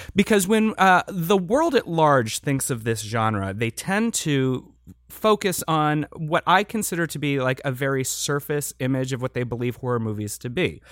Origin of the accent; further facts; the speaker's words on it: Midwest, United States; now in Los Angeles, United States; growing up in the Midwest